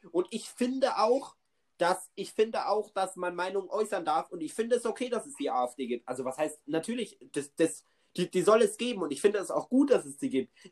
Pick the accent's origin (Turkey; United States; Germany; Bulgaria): Turkey; Digga, ich, mich, ich als Türke, die Frage